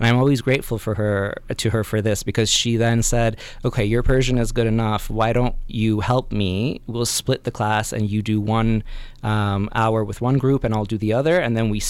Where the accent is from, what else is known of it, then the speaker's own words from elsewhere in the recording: Northern California, United States; also born or lived in Iran; I was born here in California, and then when I was 4, went to Iran and lived there until I was 10, and then came back again to Northern California